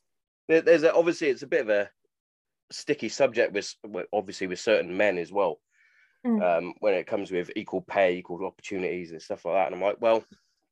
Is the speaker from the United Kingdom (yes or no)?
yes; Hereford, West Midlands, United Kingdom; I'm from Hereford.